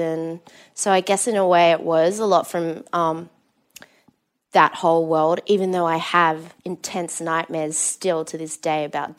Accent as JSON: {"language": "English", "town": "Perth", "region": "Western Australia", "country": "Australia", "tie": "born or raised there", "moved": "yes", "said": "I grew up in Perth, which is in Western Australia, one of the most isolated cities in the world. So it was a big town, small city."}